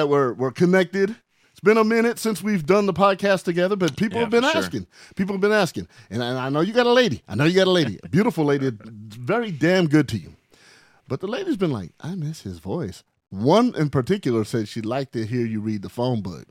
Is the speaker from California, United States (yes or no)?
yes; Barstow, California, United States; Where we grew up in Barstow, I'll claim Barstow right now